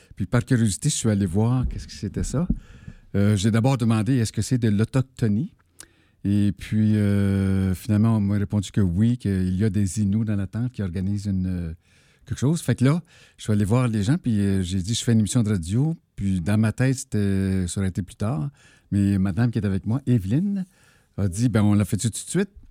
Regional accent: Abitibi, Quebec, Canada; Je viens de la BTB

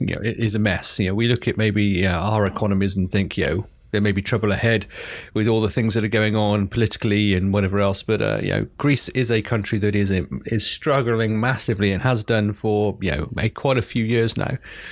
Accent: United Kingdom; because as a Brit, especially anyway

